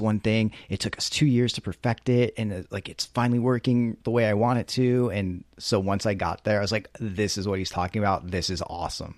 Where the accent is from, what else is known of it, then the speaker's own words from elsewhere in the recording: East Coast, United States; moved away; I'm from the East Coast